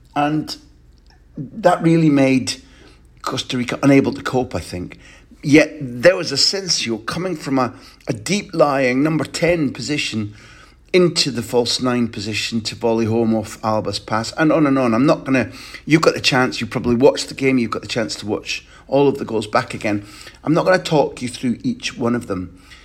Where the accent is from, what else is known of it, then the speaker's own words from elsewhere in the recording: Scotland, United Kingdom; I'm a Scot